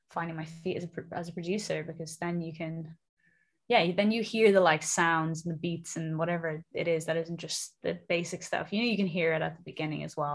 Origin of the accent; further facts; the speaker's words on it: Dublin, Leinster, Ireland; moved away as an adult; now in London, United Kingdom; I'm from Dublin originally in Ireland, but I moved to London about 6 years ago